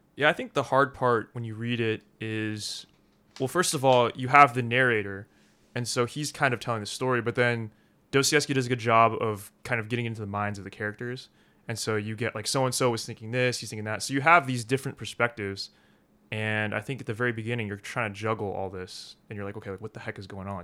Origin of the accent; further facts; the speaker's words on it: Philadelphia, Pennsylvania, United States; also born or lived in Korea; now in Rome, Italy; My parents, they adopted me from Korea. They lived in Philadelphia at the time